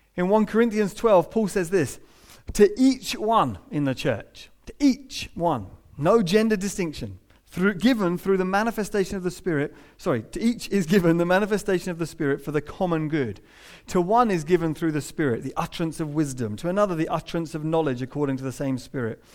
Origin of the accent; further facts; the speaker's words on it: United Kingdom; we're British